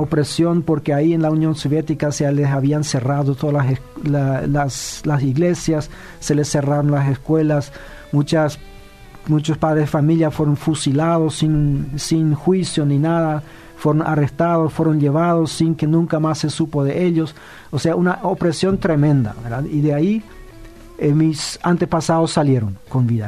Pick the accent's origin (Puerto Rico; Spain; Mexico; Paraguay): Paraguay; nosotros los paraguayos